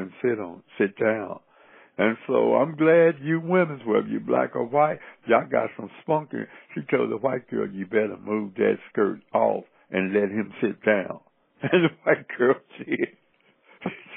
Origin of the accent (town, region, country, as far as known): Cincinnati, Ohio, United States; born or raised there; also born or lived in the American South